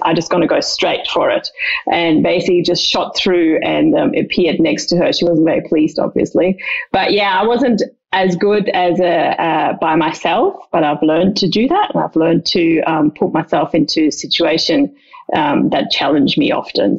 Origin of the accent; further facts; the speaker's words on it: Dreieich, Hesse, Germany; I grew up in just outside Frankfurt in a smallish town about 15 minutes outside called Dreieich.